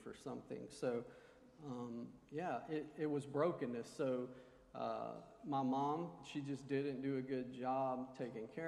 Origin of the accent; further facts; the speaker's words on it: Montgomery, Alabama, United States; I was born here in Montgomery